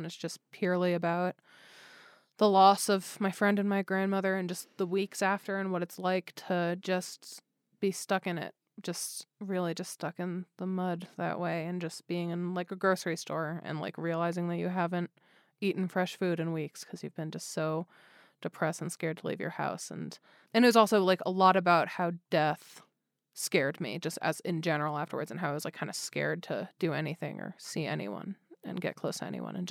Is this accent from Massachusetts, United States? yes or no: no; Connecticut, United States; also born or lived in New York; I grew up in Connecticut where it's like the New York Times is your main newspaper